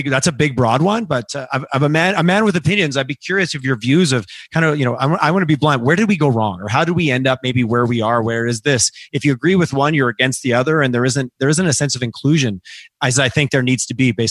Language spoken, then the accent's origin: English; Eastern Canada, Canada; I grew up in Eastern Canada, so I, I have family in Quebec